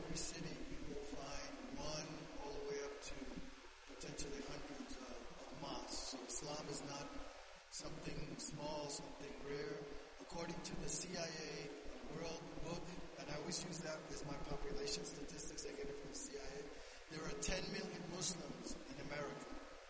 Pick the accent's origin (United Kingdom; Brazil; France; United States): United States; New York City, New York; first language Spanish; English is a second language; now in Albuquerque, United States; I grew up in New York City.